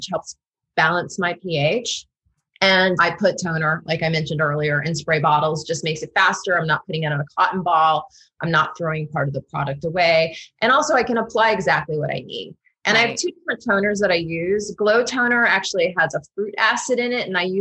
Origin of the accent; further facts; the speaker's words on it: Florida, United States; now in Washington, DC, United States; I'm from Florida